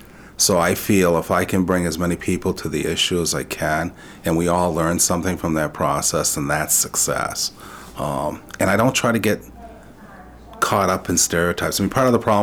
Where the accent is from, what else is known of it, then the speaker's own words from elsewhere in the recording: Lewiston, Maine, United States; first language French; English is a second language; growing up in Lewiston, family was central. This idea of bilingual community was core to who we were. I grew up in a Franco-American household, and English was seen as a secondary language. French is what we spoke at home.